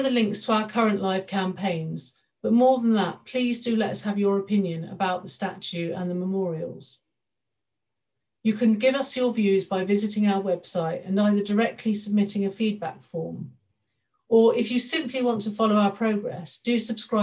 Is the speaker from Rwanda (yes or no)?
no; Southampton, South East England, United Kingdom; Southampton, my hometown